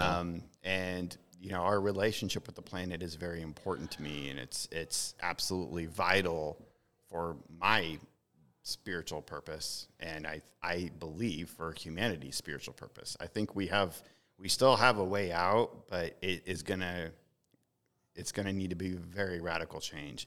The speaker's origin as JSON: {"language": "English", "region": "the Ozarks", "country": "United States", "said": "I was from the Ozarks"}